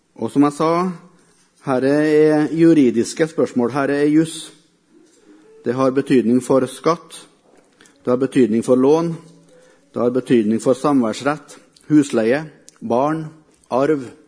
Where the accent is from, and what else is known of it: Melhus, Trøndelag, Norway; also born or lived in Africa